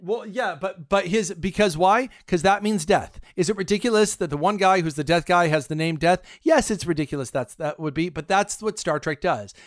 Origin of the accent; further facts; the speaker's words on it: United States; I'm American